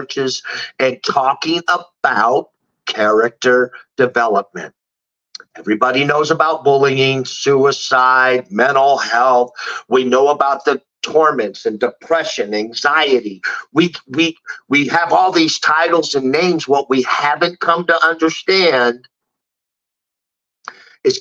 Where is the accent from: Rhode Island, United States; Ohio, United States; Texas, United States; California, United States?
California, United States; San Francisco; moved away; I'm from San Francisco. I love my hometown